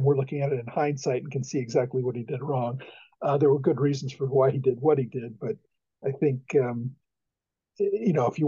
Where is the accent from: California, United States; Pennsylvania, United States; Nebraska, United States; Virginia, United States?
Pennsylvania, United States; near Brandywine Battlefield; I grew up near Brandywine Battlefield